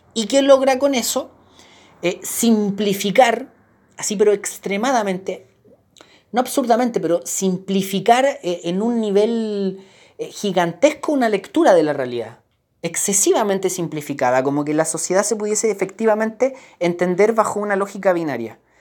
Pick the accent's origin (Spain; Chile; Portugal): Chile; como chileno